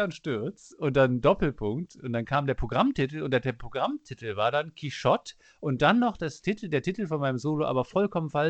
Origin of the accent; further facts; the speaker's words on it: Cologne, North Rhine-Westphalia, Germany; Ich komme aus Köln und nicht aus East Istanbul und wie auch immer.